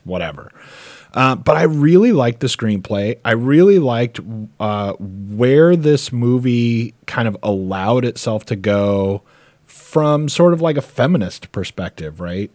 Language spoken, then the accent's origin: English; United States; as an American